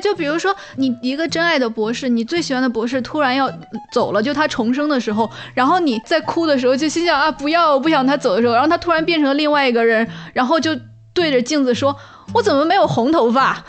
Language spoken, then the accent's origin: Chinese; China; 我们中国人说大象无形